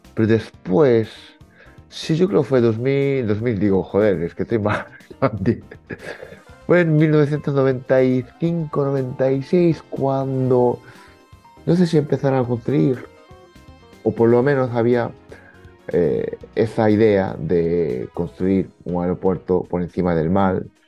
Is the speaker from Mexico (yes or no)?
no; Fukui, Japan; now in Spain; yo soy de Fukui